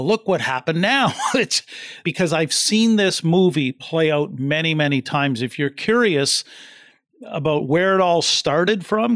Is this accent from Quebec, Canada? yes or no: no; East Coast of New Brunswick, Canada; now in London, Canada; I come from the East Coast of New Brunswick in Canada, and I'm in London, Ontario now